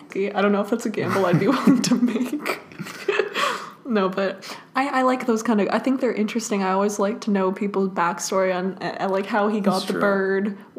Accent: Toronto, Ontario, Canada; And I'm like, that's me, and I'm from Toronto.

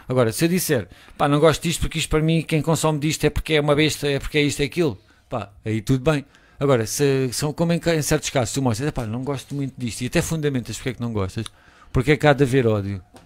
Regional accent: Portugal; eu sou português

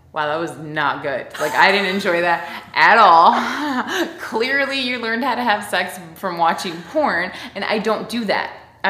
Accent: Miami, Florida, United States; I grew up in the South too, but a different South. I grew up in Miami.

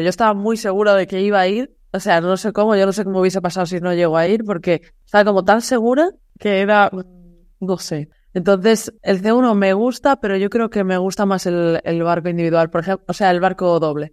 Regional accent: Galicia, Spain; moved away; also born or lived in Seville; yo soy gallega

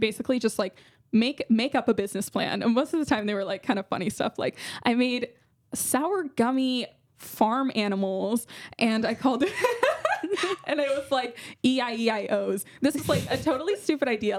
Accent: San Jose, California, United States; I'm from San Jose, California.

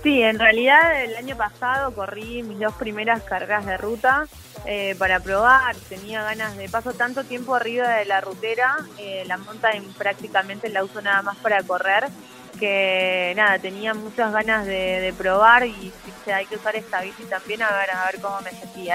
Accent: Pilar, Buenos Aires Province, Argentina; Yo soy de Pilar, sí, Pilar, Buenos Aires, a 35 kilómetros de Capital Federal

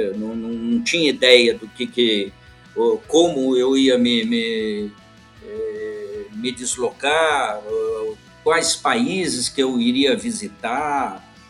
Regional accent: São Paulo, Brazil; moved away as an adult; also born or lived in London; Eu sou, eu sou paulistano

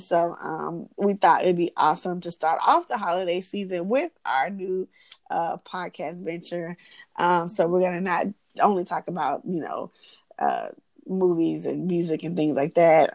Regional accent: Atlanta, Georgia, United States; I'm born and raised in Atlanta.

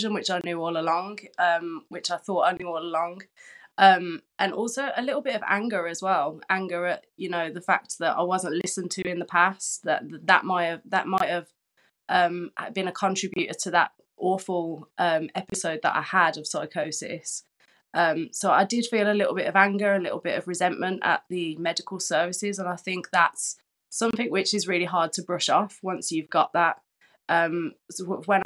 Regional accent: Birmingham, West Midlands, United Kingdom; from Birmingham

